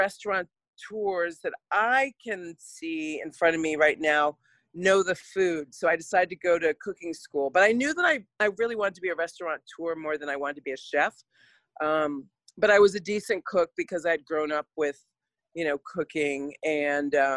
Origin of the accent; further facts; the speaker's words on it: Rochester, New York, United States; also born or lived in Hartford, Connecticut; now in Oakland, United States; I was born in Hartford, Connecticut. And then my dad got a job with Kodak when I was 2. And so I was raised in Rochester, New York